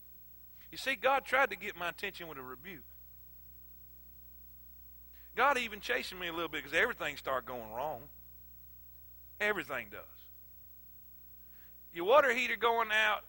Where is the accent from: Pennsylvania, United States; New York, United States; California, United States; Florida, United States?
Florida, United States; South; moved away as an adult; also born or lived in South Carolina; I'm from South Florida. Crab legs, coconuts, and palm trees